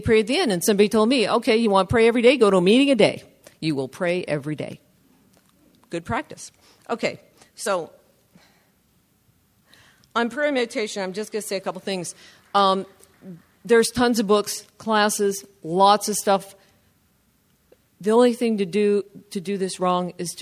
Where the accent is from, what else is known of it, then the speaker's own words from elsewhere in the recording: Southern California, United States; first language English; now in San Leandro, United States; I'm from Southern California